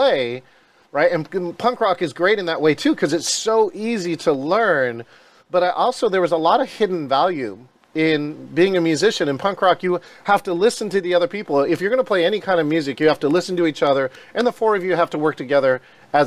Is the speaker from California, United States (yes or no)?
yes; Stockton, California, United States; I was born in Stockton, California